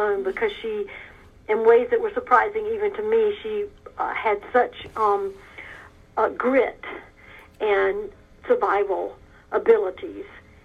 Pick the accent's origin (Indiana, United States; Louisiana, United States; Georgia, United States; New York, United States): Georgia, United States; South; moved away as an adult; also born or lived in Africa; I was raised in South Georgia